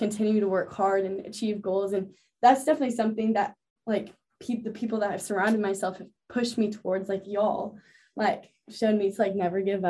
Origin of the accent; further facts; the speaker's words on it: Texas, United States; moved away; I grew up in Texas and I go to school in the South